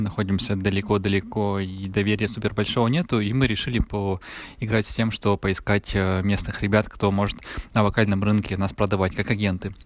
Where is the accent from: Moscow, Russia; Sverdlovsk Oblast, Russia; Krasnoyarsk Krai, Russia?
Sverdlovsk Oblast, Russia; Yekaterinburg; Я из Екатеринбурга